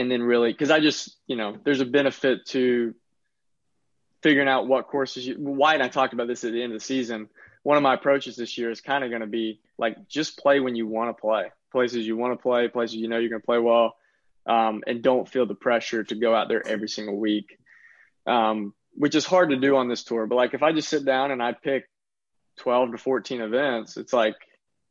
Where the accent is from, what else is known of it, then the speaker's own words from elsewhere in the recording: Lake City, Florida, United States; My family's pretty far north. We're only, Lake City's only like 40 miles from the Georgia line